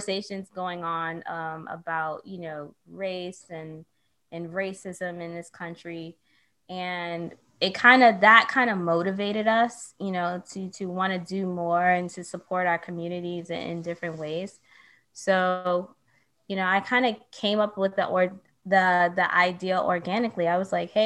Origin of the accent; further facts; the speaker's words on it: New York City, New York, United States; now in Brooklyn, United States; I'm from the Bronx. I was born in New York, raised in New York